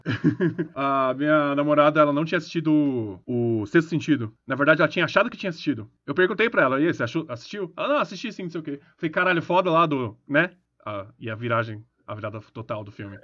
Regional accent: Brazil; a gente é brasileiro

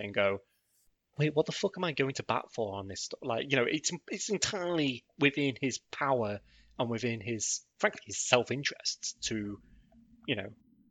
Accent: United Kingdom; I'm British

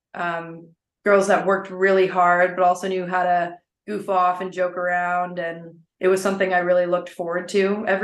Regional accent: Windsor, Ontario, Canada; in Windsor, there's a lot of girls hockey

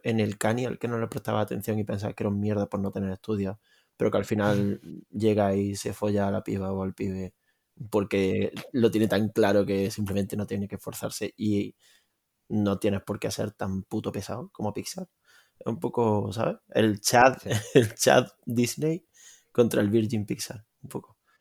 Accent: Spain; como español

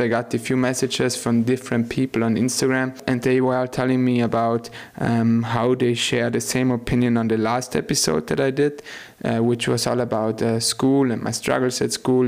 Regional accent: South Tyrol, Trentino-Alto Adige, Italy; I grew up in South Tyrol

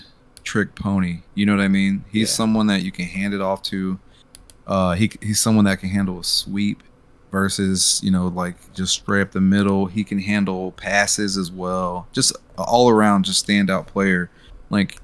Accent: Cincinnati, Ohio, United States; we are local boys

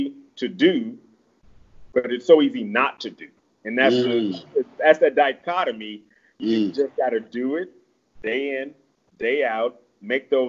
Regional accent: Midwest, United States; now in Mesa, United States; I'm from the Midwest, heavy meat and potato country

